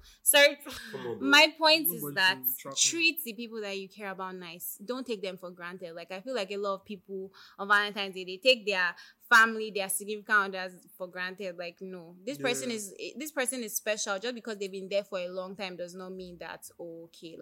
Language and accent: English; Nigeria; I'm not a typical Nigerian woman. I'm just a Nigerian woman